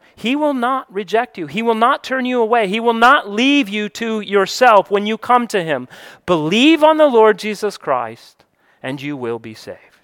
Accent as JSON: {"language": "English", "region": "Colorado", "country": "United States", "tie": "born or raised there", "also_born_or_lived": "New Mexico / Georgia", "moved": "yes", "lives_now": "Florida, United States", "said": "I was born and I grew up in Colorado most of my childhood. I lived in New Mexico a few years, lived in Georgia for twenty, and now I live in Florida"}